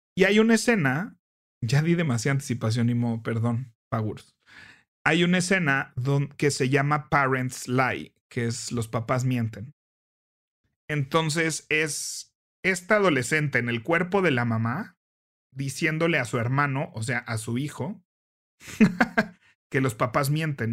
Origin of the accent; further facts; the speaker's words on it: Mexico; como mexicanos que tenemos Santa Claus y luego Reyes Magos